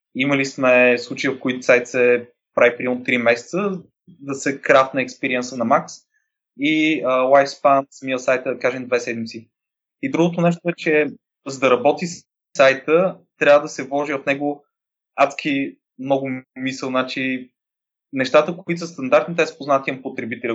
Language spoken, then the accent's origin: Bulgarian; Varna, Varna Province, Bulgaria; moved away as an adult; now in Sofia, Bulgaria; На 27 години съм от Варна, но живея в София от 10 години